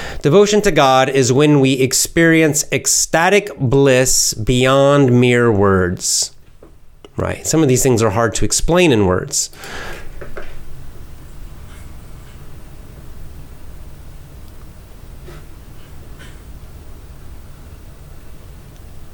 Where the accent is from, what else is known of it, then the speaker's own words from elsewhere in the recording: the South, United States; also born or lived in Georgia; now in Japan; I was born in the South and grew up in the South, the southern part of the United States.